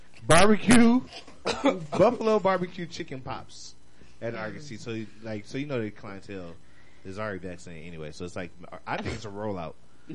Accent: Ohio, United States; now in Atlanta, United States; Listen, I'm from Ohio.

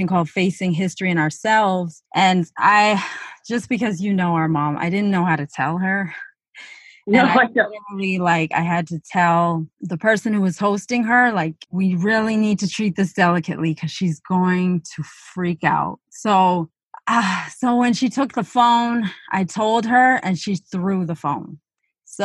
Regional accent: Northern Ontario, Canada; moved away; we're born and raised in Northern Ontario, Canada, then we went off in one direction

